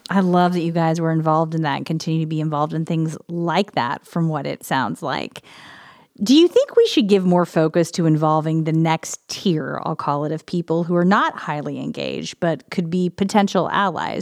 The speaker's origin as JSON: {"language": "English", "region": "Illinois", "country": "United States", "tie": "born or raised there", "moved": "yes", "lives_now": "Columbus, United States", "said": "I grew up in Illinois"}